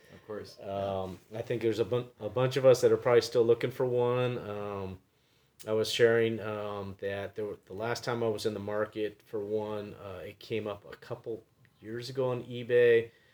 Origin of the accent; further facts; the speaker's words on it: San Diego, California, United States; moved away; I'm from San Diego originally